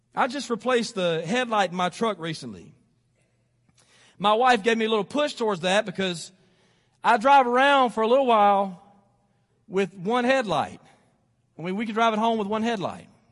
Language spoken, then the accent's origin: English; Athens, Alabama, United States; I was living here in Athens. This is, this is my hometown.